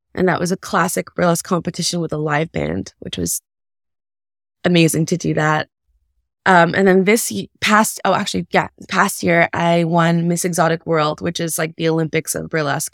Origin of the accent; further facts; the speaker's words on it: Kahnawake, Quebec, Canada; also born or lived in United States; I was born in the States, but I was raised in Ganawage, which is a Mohawk reserve just outside of Montreal